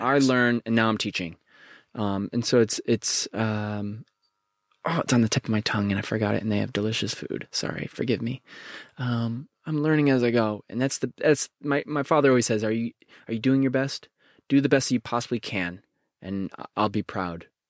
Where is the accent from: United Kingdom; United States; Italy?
United States; Connecticut; growing up in Connecticut, there's a small, small little town called Bethlehem